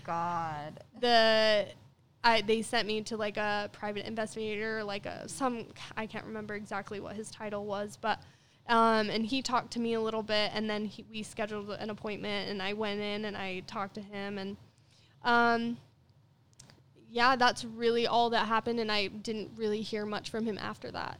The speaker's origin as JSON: {"language": "English", "town": "Ogden", "region": "Utah", "country": "United States", "tie": "born or raised there", "said": "I'm from Ogden"}